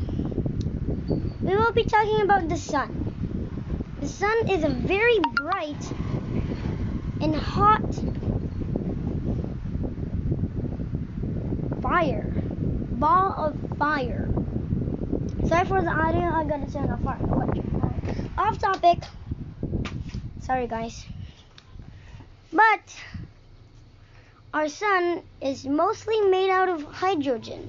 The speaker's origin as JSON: {"language": "English", "country": "Philippines", "tie": "born or raised there", "second_language": "English", "said": "I'm in the Philippines. Yeah. I'm not American. I was born here in the Philippines"}